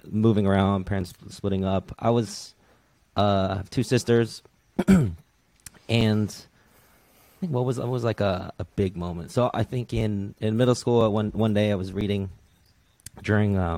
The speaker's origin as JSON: {"language": "English", "town": "Redwood City", "region": "California", "country": "United States", "tie": "born or raised there", "said": "So I, I, definitely say I grew up in Redwood City because that's where I went to middle school."}